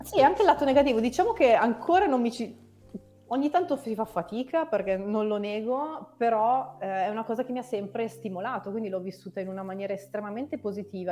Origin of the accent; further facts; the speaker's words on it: Novara, Piedmont, Italy; Io sono originaria di Novara, quindi ho fatto le ah, scuole